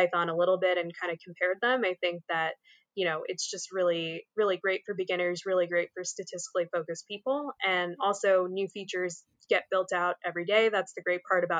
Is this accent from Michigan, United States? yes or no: no; Philadelphia, Pennsylvania, United States; now in South Jersey, United States; I grew up in the Philly area, where that is like thrust upon you to care about all those teams a lot